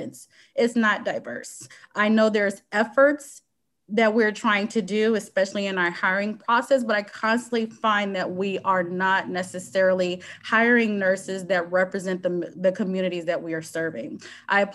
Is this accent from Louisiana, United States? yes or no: yes; Louisiana, United States; moved away as an adult; also born or lived in Hampton, Virginia; now in Seattle, United States; Louisiana State University, which is my home state